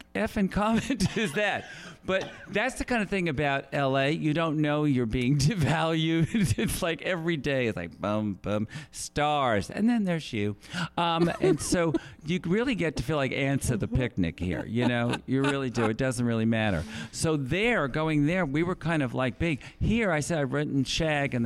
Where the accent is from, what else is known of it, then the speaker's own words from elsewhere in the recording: Southern Long Island, New York, United States; now in Los Angeles, United States; I'm from Southern Long Island